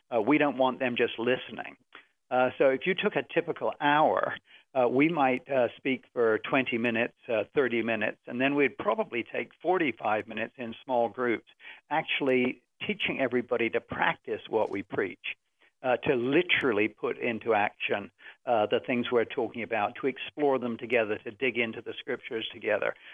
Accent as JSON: {"language": "English", "region": "England", "country": "United Kingdom", "moved": "yes", "lives_now": "United States", "said": "as an Englishman"}